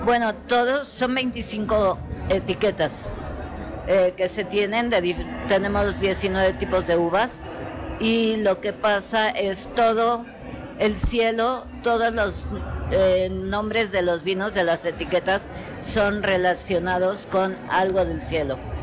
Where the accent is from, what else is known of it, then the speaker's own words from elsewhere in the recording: Mexico; aquí todos somos mexicanos